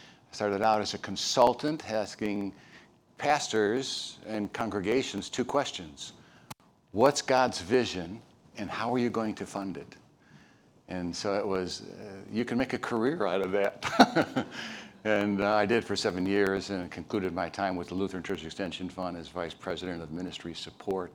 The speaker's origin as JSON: {"language": "English", "town": "Chicago", "region": "Illinois", "country": "United States", "also_born_or_lived": "East Texas / Dallas-Fort Worth, Texas / Minnesota", "moved": "yes", "said": "I am from Chicago"}